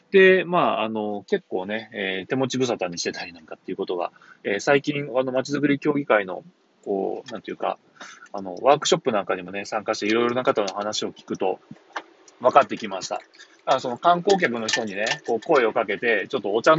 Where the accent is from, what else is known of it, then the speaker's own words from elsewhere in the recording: Shimonoseki, Yamaguchi, Japan; 私の地元、豊富町に